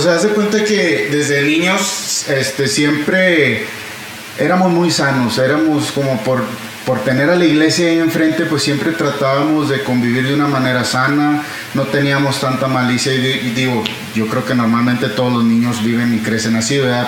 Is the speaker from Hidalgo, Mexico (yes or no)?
no; Monterrey, Nuevo León, Mexico; moved away as an adult; now in Houston, United States; crecí entonces aquí en Monterrey hasta los 20 años me fui a vivir a, Estados Unidos, eh, en Houston